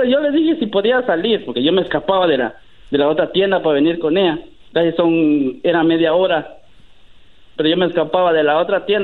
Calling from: Sacramento, California, United States; Eh, aquí de Sacramento, California.

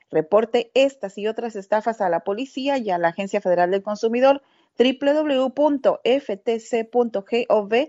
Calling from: Oregon, United States; de Oregon

